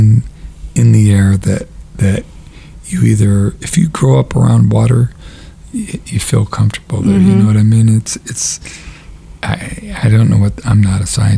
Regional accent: Santa Monica, California, United States; my hometown

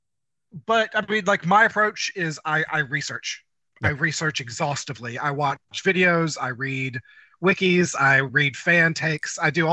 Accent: Deep South, United States; I am a American from small town nowhere in the middle of the deep south. I am a country boy because

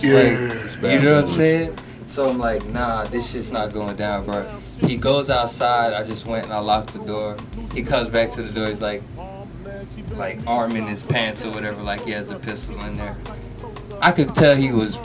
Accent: Florida, United States; I'm from Florida. I've been in Florida long enough

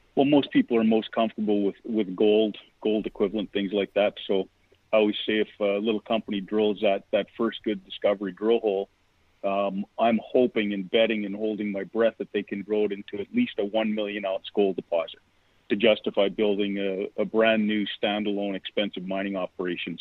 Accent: Vancouver, British Columbia, Canada; moved away as an adult; now in California, United States; I'm from Vancouver, Canada. I went to university there

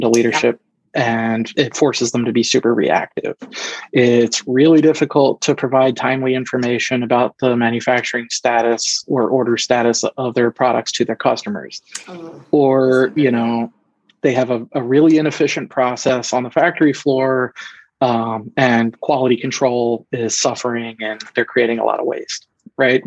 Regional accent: Philadelphia, Pennsylvania, United States; moved away as an adult; now in Michigan, United States; I'm originally actually from the East Coast, the greater Philadelphia area

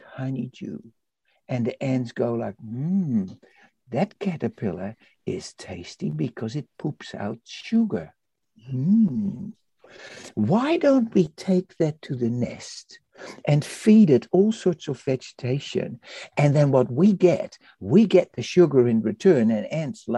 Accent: Netherlands; also born or lived in Indonesia; now in Christchurch, New Zealand; I was born in Indonesia and I was raised in Holland, in the Netherlands

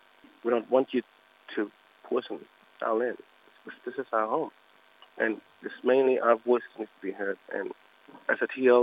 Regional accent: Elliott, Northern Territory, Australia; I'm from Jingali Mutba tribe in Elliot.

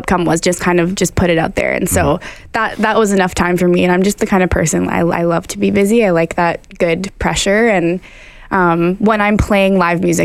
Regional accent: Ottawa, Ontario, Canada; I'm from Ottawa

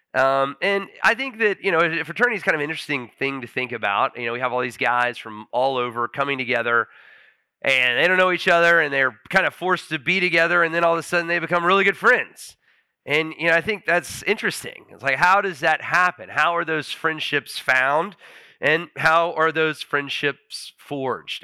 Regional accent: Huntsville, United States; moved away as an adult; I actually moved back to Huntsville. My dad's a pastor in Huntsville, and I was on his staff for about ten months. It was my hometown

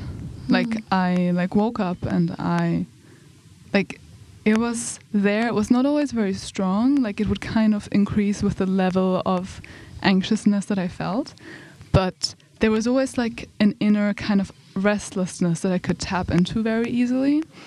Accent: Germany; moved away as an adult; also born or lived in United Kingdom; now in Umeå, Sweden; I'm from Germany, but I study in the UK, and now I'm here on Erasmus

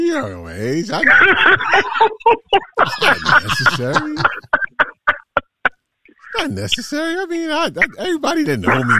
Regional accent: New York City, New York, United States; I was born in Brooklyn.

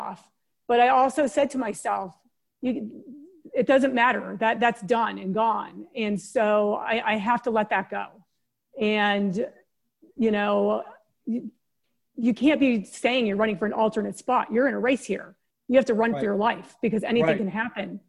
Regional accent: San Diego, California, United States; also born or lived in East Coast; We moved to San Diego from the East Coast when I was 6 years old.

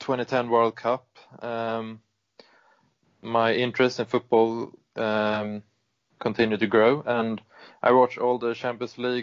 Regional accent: Sweden; I am from Sweden

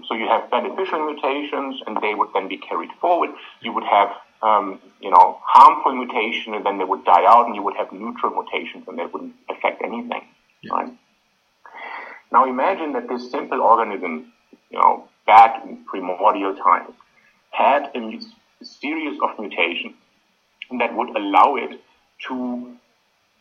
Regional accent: Australia; I'm from Australia

